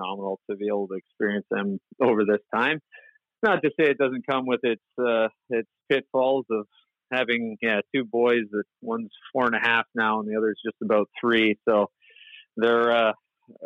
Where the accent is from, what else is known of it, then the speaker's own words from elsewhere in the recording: near Windsor, Ontario, Canada; I grew up near Windsor, Ontario, across from Detroit